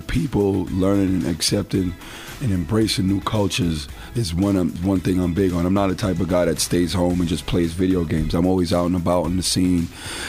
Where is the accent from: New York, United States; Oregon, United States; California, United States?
New York, United States; New York City; moved away as an adult; growing up in New York